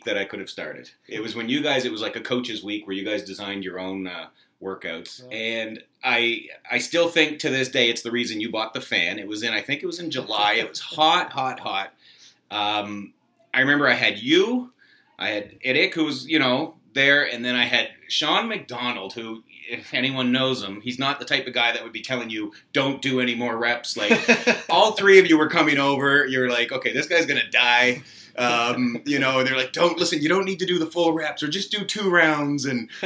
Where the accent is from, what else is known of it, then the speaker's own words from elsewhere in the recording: Saint John, New Brunswick, Canada; born and raised in St. John, New Brunswick. Okay. From a little town called Gondola Point